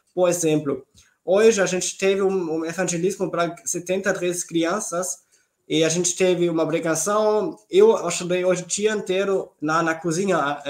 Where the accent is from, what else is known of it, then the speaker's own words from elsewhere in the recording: Southern Germany, Germany; Portuguese is a second language; moved away as an adult; also born or lived in Heidelberg region, Germany / Brazil; now in Schwerin, Germany; eu cresci, nasci na Alemanha do Sul